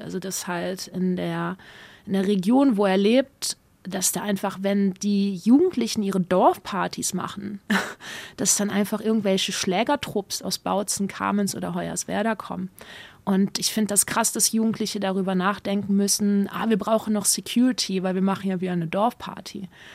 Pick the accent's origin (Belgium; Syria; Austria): Belgium; Wallonia; moved away as an adult; also born or lived in Upper Lusatia, Saxony, Germany; now in Germany; Ich komme aus Ostbelgien gebürtig